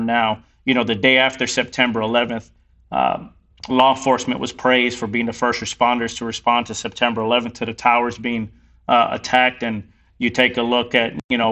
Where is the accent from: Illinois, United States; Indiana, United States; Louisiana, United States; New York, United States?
New York, United States; New York City; I was born in the Bronx, raised by two fantastic parents